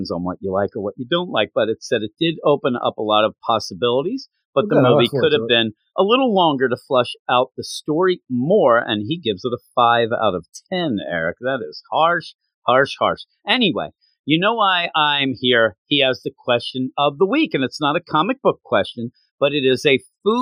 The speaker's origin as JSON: {"language": "English", "town": "Philadelphia", "region": "Pennsylvania", "country": "United States", "tie": "born or raised there", "said": "us growing up in the Philadelphia area"}